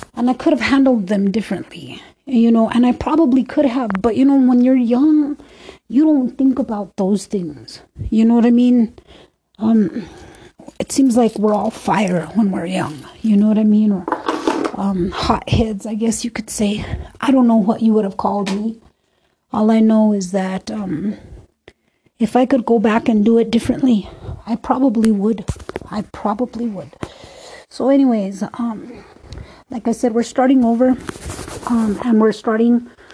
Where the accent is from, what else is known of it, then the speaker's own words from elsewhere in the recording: Minnesota, United States; also born or lived in Duluth, Minnesota; That's my hometown. It's not called Death Row, but it is called Row